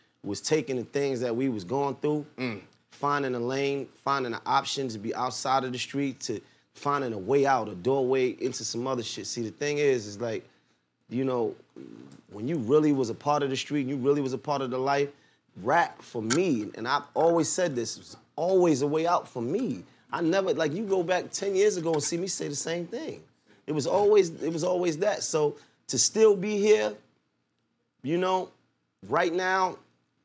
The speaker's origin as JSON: {"language": "English", "town": "New York City", "region": "New York", "country": "United States", "said": "I'm from Clifton between Nostrand and Marcy."}